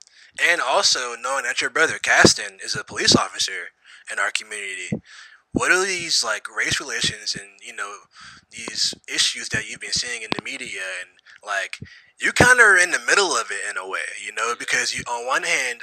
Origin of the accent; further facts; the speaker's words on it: Missouri, United States; moved away; I'm also from Missouri.